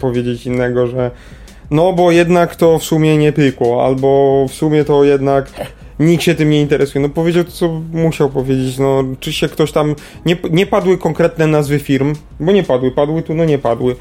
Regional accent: Kraków, Lesser Poland, Poland

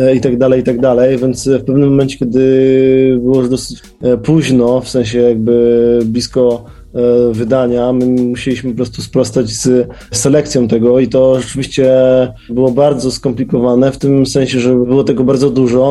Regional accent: Wrocław, Lower Silesian Voivodeship, Poland; Wszyscy jesteśmy z Wrocławia, wszyscy jeździliśmy tym pociągiem

